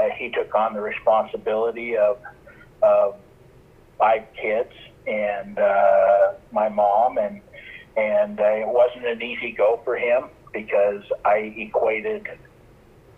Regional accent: Utah, United States; also born or lived in California; I was born in California, grew up mostly in Utah.

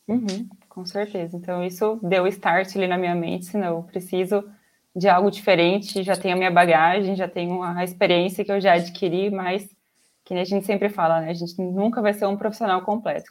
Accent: Araçatuba, São Paulo, Brazil; eu sou de Araçatuba, interior de São Paulo. É, nasci aqui, moro aqui

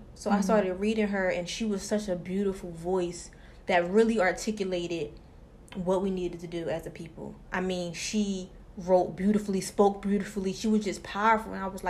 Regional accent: Philadelphia, Pennsylvania, United States; born there; now in Atlanta, United States; Okay, well, I was born in Philly. You know, mom and dad was married at one point in time. My dad was always in and out of jobs, so we moved to Atlanta. I've been there for 10 years.

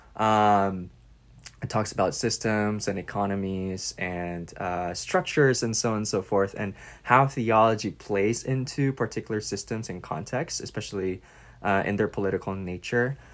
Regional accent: Philippines; moved away as an adult; now in United States; as a Filipino migrant in the U S

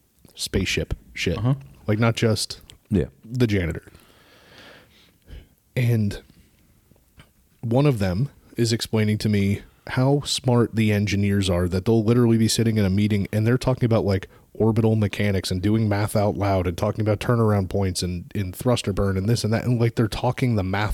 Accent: South Dakota, United States; Ma'am, I am from South Dakota.

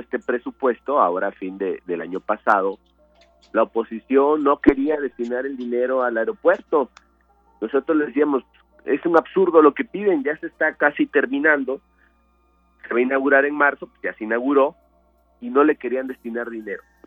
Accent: Minatitlán, Veracruz, Mexico; yo soy de Minatitlán

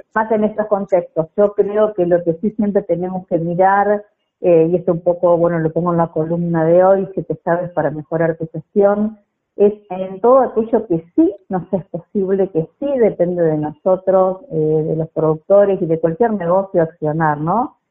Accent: Didán, Santa Fe, Argentina; Nací en Didán, provincia de Santa Fe

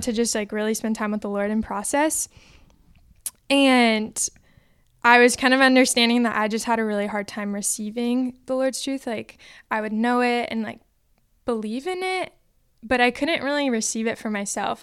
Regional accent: Orange County, California, United States; moved away; I'm from Orange County, California

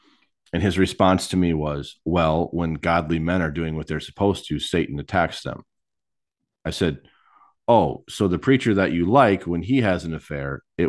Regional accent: Michigan, United States; now in Texas, United States; Like, I came from Michigan to Texas.

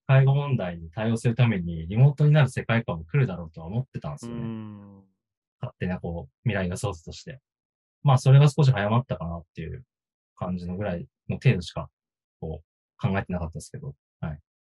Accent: Aomori, Japan; born or raised there

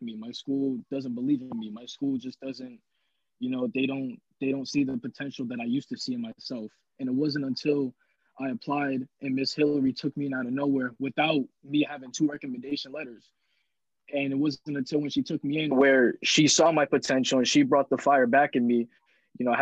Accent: New Haven, Connecticut, United States; now in East Providence, United States; I'm originally from New Haven, Connecticut, but I live in East Providence, Rhode Island now

